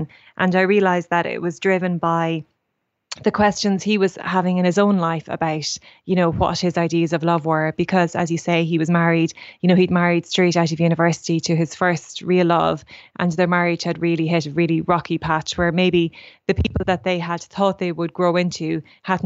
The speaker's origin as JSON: {"language": "English", "town": "Portlaoise", "region": "Leinster", "country": "Ireland", "tie": "born or raised there", "said": "I grew up in Portlaoise"}